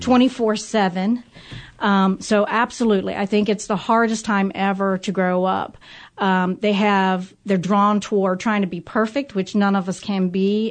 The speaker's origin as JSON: {"language": "English", "town": "Cincinnati", "region": "Ohio", "country": "United States", "tie": "born or raised there", "said": "I grew up in Price Hill, so I say I'm a real Price Hill girl."}